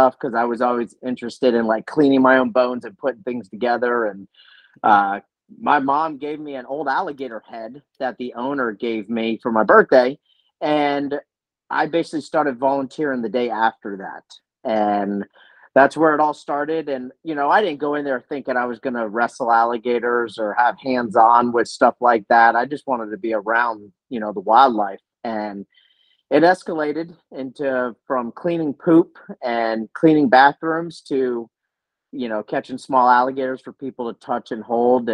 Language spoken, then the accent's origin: English; South Florida, United States; me growing up in South Florida